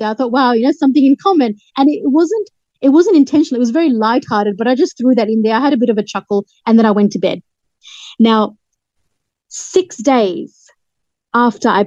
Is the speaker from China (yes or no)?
no; Hampstead, London, United Kingdom; born there; I was born in Hampstead, London.